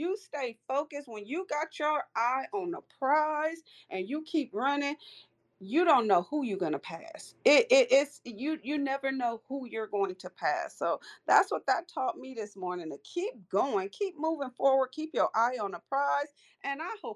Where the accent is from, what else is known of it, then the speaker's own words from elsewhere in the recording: Los Angeles, California, United States; I came from Los Angeles, South Central Los Angeles. I grew up in a heavy gang infested area